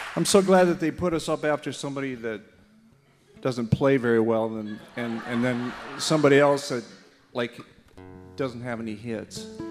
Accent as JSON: {"language": "English", "region": "Minnesota", "country": "United States", "moved": "yes", "lives_now": "Nashville, United States", "said": "Don and I live in Nashville. I'm from Minnesota"}